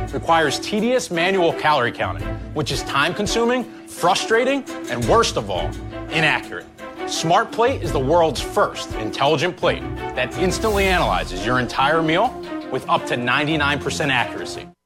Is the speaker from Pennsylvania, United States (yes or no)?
yes; Philadelphia, Pennsylvania, United States; I'm from Philadelphia, PA